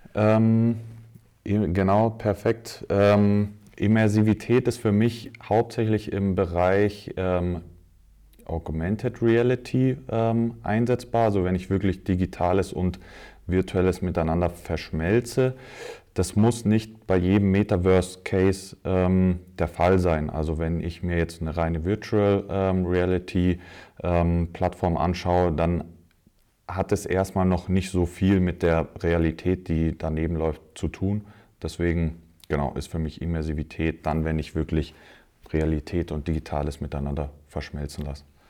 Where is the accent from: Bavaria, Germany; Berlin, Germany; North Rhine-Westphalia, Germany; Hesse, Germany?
Bavaria, Germany; Munich; gebürtiger Münchner.